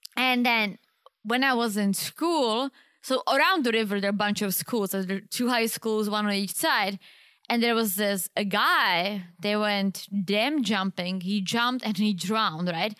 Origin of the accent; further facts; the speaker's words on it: Czechia; moved away; In my hometown